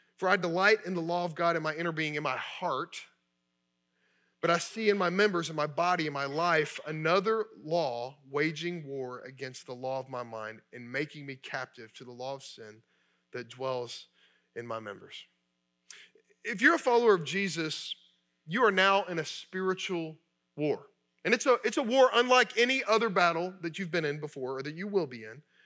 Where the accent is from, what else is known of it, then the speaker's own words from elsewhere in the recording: Kentucky, United States; I grew up in Kentucky.